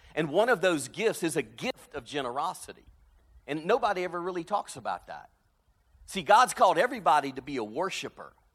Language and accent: English; South Louisiana, United States; moved away as an adult; now in Birmingham, Alabama, United States; growing up in South Louisiana